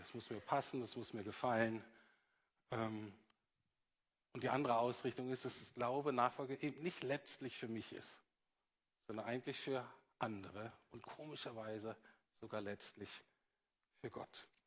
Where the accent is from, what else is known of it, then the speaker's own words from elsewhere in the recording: Bremen, Germany; moved away; also born or lived in Heidelberg; ich komme aus Bremen übrigens